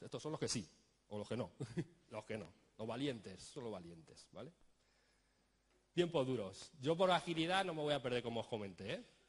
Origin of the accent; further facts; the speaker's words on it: Spain; Nosotros ponemos fútbol que somos españoles